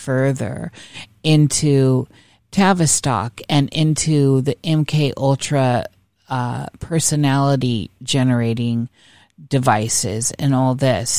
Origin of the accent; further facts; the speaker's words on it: Iowa, United States; I'm from Iowa myself